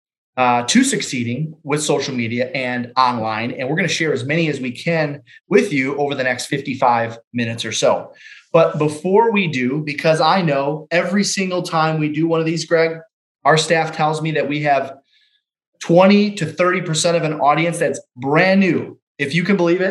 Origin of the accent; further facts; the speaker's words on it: Detroit, Michigan, United States; I'm from Detroit, Michigan, been in the business just over 19 years